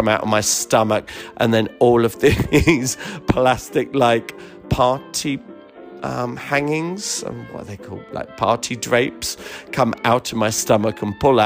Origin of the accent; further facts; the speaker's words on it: United Kingdom; being British